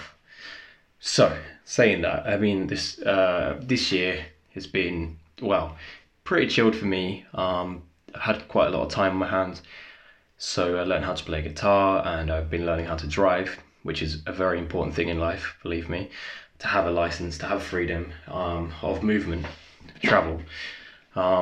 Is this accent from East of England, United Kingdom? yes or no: yes; Essex, East of England, United Kingdom; moved away as an adult; also born or lived in Leicestershire; I was born in Essex. It's a county pretty famous for its reality TV, a disgrace of television. So I moved to Leicestershire. I won't just tell you which town, but moved to Leicestershire when I was 18